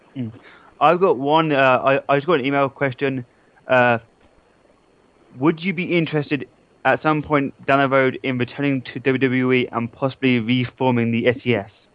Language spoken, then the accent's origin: English; England, United Kingdom; that's what I get for being English